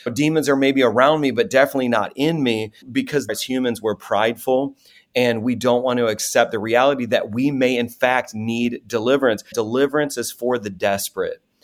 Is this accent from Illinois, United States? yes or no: yes; Chicago, Illinois, United States; I was raised in South Chicago, an incredibly poor neighborhood